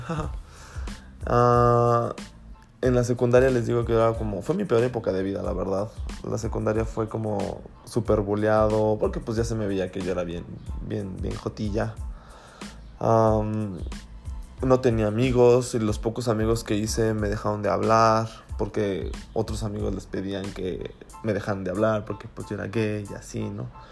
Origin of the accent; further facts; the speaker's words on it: Celaya, Guanajuato, Mexico; also born or lived in León, Guanajuato / San Miguel de Allende, Guanajuato / Huichapan, Hidalgo; nos venimos aquí a Celaya